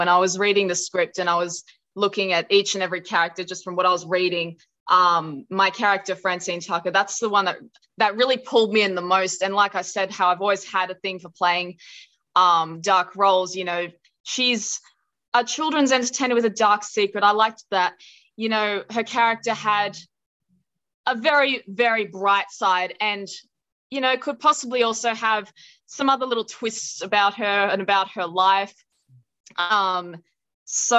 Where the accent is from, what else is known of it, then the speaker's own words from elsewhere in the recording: Blue Mountains, New South Wales, Australia; now in Sydney, Australia; when I moved from my hometown in the Blue Mountains to Sydney